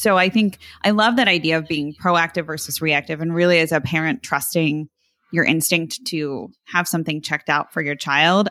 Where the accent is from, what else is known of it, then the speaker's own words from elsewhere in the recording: New Jersey, United States; growing up in South Jersey, I'm thinking of how we said water.